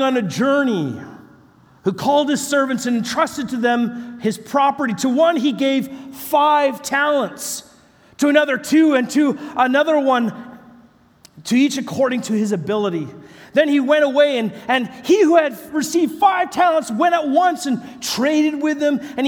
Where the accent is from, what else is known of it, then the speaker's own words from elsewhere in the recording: British Columbia, Canada; I'm from British Columbia, Canada.